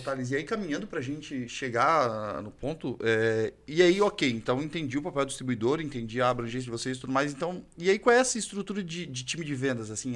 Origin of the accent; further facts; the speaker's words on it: Florianópolis, Santa Catarina, Brazil; eu que sou lá do sul, lá de Florianópolis